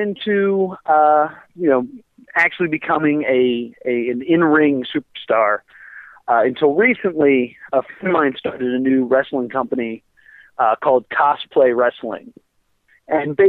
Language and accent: English; Mount Laurel, New Jersey, United States; I'm from Mount Laurel